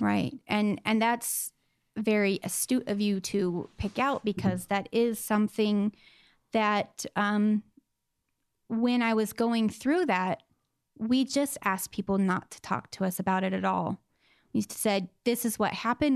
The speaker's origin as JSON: {"language": "English", "region": "Southern California", "country": "United States", "tie": "born or raised there", "said": "I grew up in Southern California in, um, a little desert town"}